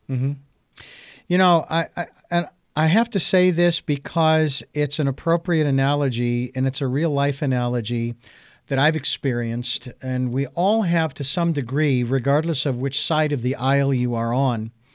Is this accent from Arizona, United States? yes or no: yes; Phoenix, Arizona, United States; Phoenix, Arizona, my hometown